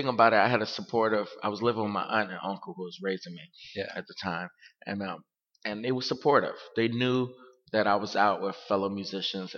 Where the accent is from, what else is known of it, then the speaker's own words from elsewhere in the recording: Miami, Florida, United States; I came from Miami, Florida.